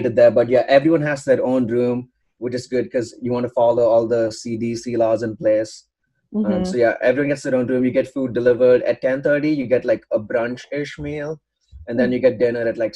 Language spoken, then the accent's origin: English; Bangalore, Karnataka, India; moved away as an adult; now in Notre Dame, United States; So I'm from India. I'm from Bangalore, okay. India.